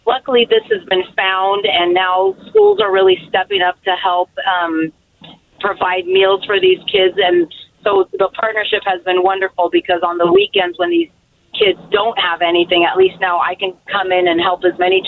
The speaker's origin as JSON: {"language": "English", "town": "Portland", "region": "Oregon", "country": "United States", "tie": "born or raised there", "said": "I was born and raised in Portland, Oregon"}